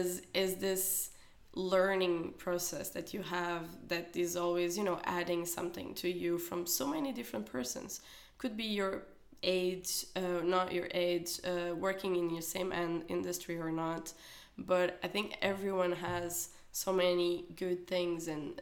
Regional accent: South Korea; also born or lived in Spain / Mexico / Netherlands / China; So even that for me, from Korea, that it's my hometown, going to Madrid first, then Mexico, then Holland, and then China

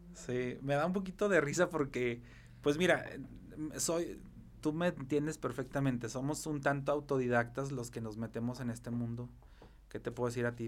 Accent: Zacatecas, Mexico; me puedo describir como un ciudadano muy, como muy arraigado, muy apasionado de su ciudad. Soy, soy un enamorado de Zacatecas, del estado y más de la capital

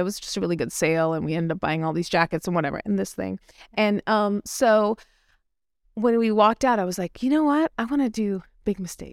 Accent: India; I'm Indian.

